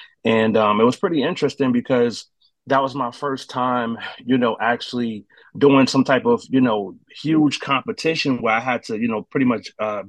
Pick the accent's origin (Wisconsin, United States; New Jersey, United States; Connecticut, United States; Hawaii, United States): New Jersey, United States; growing up in Jersey, I started off, you know, music, singing in church choir, singing in Newark, New Jersey, you know, at, you know, my family's church.